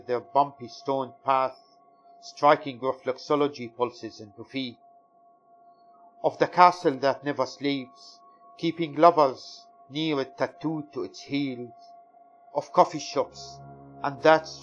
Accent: Syria; now in United Kingdom; I'm British Syrian poet of Kurdish origin

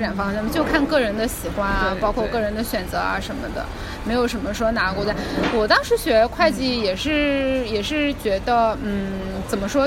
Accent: China; moved away as an adult; also born or lived in Belgorod, Russia / Melbourne, Australia; 我们是中国来的

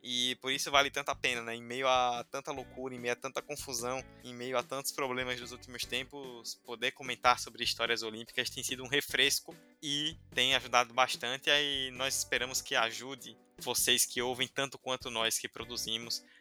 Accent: Rio Branco, Acre, Brazil; Em Rio Branco, um beijão pra toda a minha cidade, onde

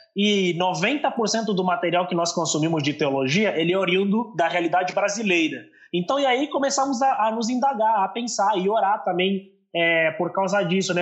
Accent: Angola; also born or lived in São Paulo, Brazil; now in Brazil; sou angolano. Talvez você deve ter percebido ali um pouco pelo meu sotaque

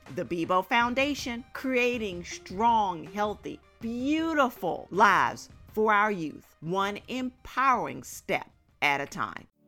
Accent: Maryland, United States; my home state

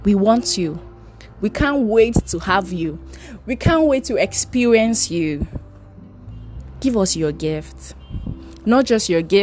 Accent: Edo, Nigeria; I'm from Edo State.

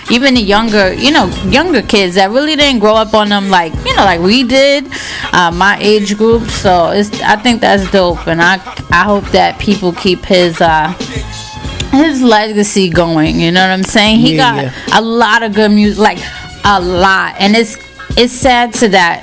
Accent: Yonkers, New York, United States; I was raised in Yonkers, like, a good portion of my life

